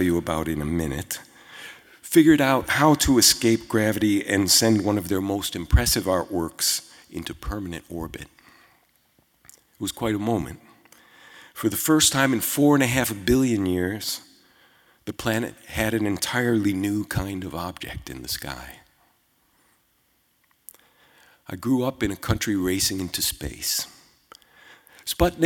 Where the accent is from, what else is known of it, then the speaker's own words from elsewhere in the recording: Chicago, Illinois, United States; I was born in Chicago in 1956